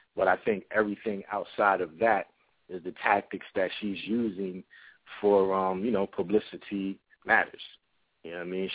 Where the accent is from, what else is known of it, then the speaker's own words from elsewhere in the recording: New Brunswick, New Jersey, United States; also born or lived in Willingboro, New Jersey; I am from New Brunswick, New Jersey. I grew up between uh, New Brunswick and Willingboro, New Jersey